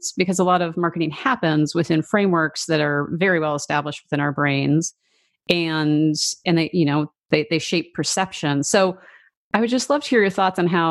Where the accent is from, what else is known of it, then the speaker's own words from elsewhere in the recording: Vancouver, British Columbia, Canada; moved away; I'm originally from Vancouver, Canada